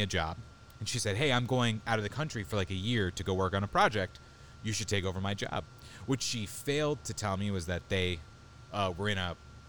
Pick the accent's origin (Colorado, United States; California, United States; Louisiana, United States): California, United States; San Diego; It's been a long time, just part of the lifestyle in San Diego.